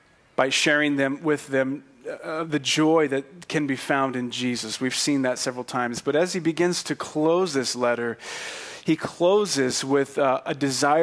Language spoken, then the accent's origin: English; Fresno, California, United States; I'm from Fresno